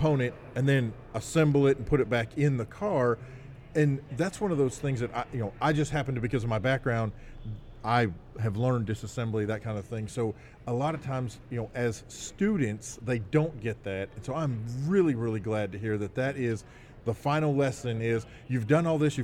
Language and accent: English; Arkansas, United States; We're from Arkansas